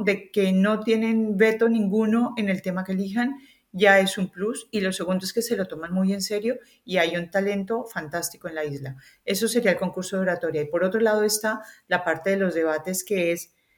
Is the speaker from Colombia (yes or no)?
yes; Colombia; accent: Colombian; moved away as an adult; now in Spain; Yo vengo de Colombia, se nota por mi acento